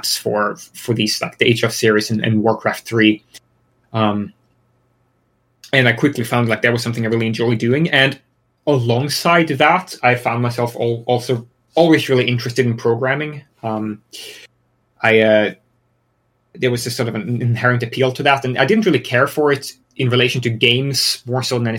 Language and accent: English; Sweden; moved away as an adult; now in United States; I'm originally from Sweden. I moved to the US about almost 6 years ago now. But I've lived in Sweden all my life.